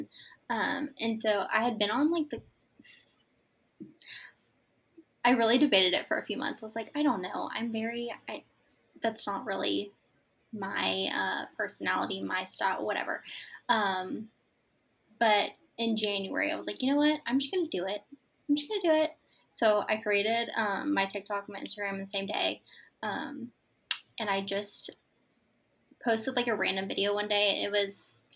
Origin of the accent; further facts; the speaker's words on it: Florida, United States; I'm from Florida, and I'm a mom to three